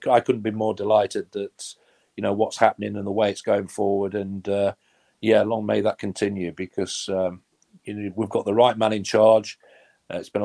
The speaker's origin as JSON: {"language": "English", "town": "Nottingham", "region": "East Midlands", "country": "United Kingdom", "tie": "born or raised there", "said": "born and bred in Nottingham and play for your hometown teams"}